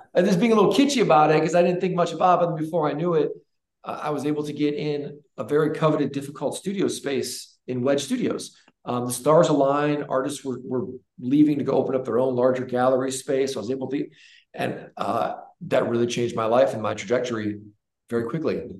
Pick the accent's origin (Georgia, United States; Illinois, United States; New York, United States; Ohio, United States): Ohio, United States; Northeast; moved away as an adult; also born or lived in Chicago; now in Charlotte, United States; I grew up in Northeast Ohio, a very sheltered, normal, wonderful life